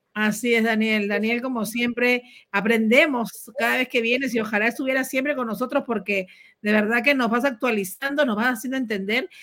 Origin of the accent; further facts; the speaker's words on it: Peru; moved away; Yo como peruana, pues viviendo en el extranjero